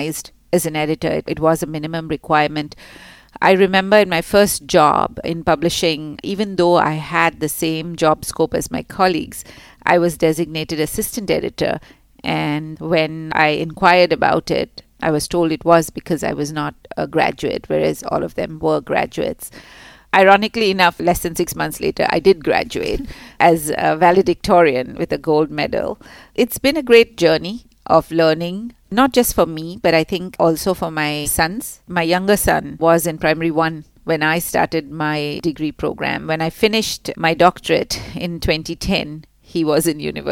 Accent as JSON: {"language": "English", "town": "Mumbai", "region": "Maharashtra", "country": "India", "tie": "born or raised there", "moved": "as an adult", "lives_now": "Singapore", "said": "I grew up in Mumbai"}